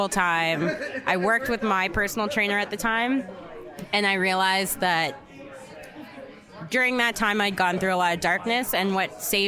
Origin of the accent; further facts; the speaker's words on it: Ottawa, Ontario, Canada; moved away as an adult; also born or lived in Antigonish, Nova Scotia; now in Calgary, Canada; I'm from Ottawa